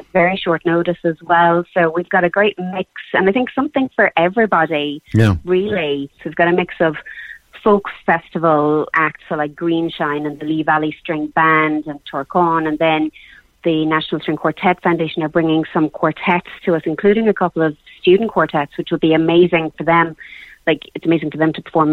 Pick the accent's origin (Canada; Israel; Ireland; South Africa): Ireland; Cork, Munster; we're from Cork. I'm a Cork girl.